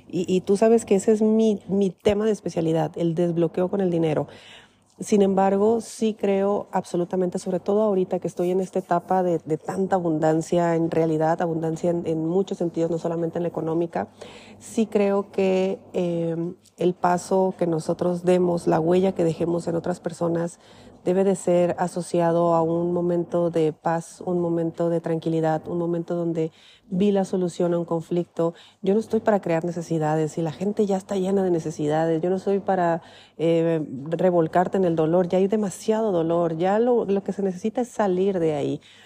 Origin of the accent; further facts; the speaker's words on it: Mexico; moved away; vengo de México